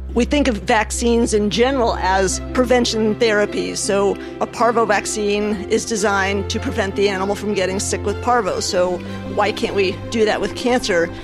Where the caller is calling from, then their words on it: Ponte Vedra, Florida, United States; I'm calling from Pontevedra, Florida.